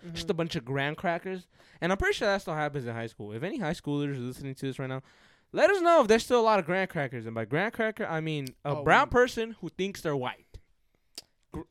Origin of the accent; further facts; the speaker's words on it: California, United States; I'm from here. I grew up in this town